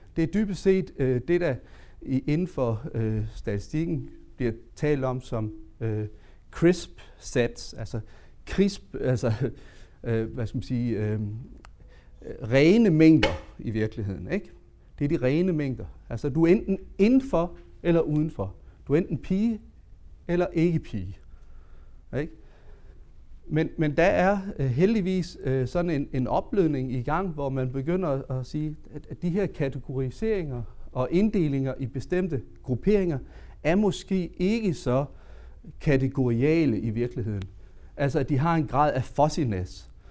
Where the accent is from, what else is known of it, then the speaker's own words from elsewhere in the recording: Southern Jutland, Denmark; jeg kommer jo fra det sønderjyske